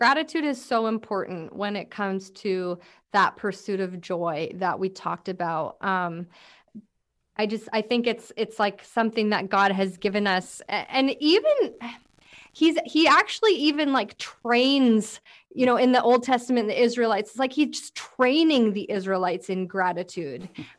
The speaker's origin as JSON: {"language": "English", "town": "Langley", "region": "British Columbia", "country": "Canada", "said": "I'm from Langley, by the way. I live in Langley."}